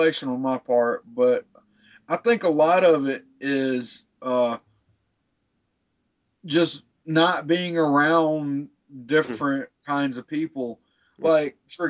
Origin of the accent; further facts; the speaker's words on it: South Carolina, United States; I grew up in South Carolina, so I've grown up around that shit all my fucking life